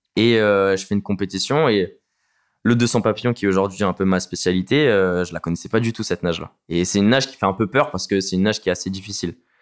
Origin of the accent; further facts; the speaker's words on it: Vitry-sur-Seine, Île-de-France, France; Je viens de Vitry-sur-Seine, en région parisienne